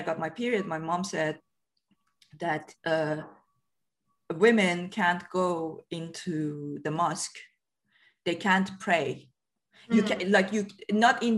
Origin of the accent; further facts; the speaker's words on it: Iran; moved away as an adult; now in United Kingdom; I lived in Iran until I was 23